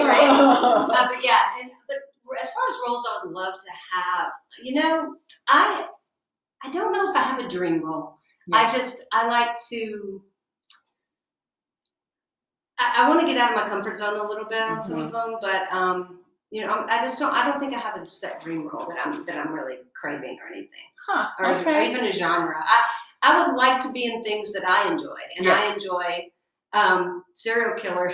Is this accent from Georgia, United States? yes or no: yes; Georgia, United States; I was born and raised in Georgia